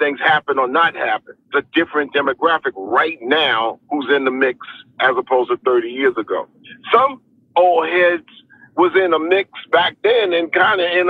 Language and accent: English; New York, United States; as shorties growing up in New York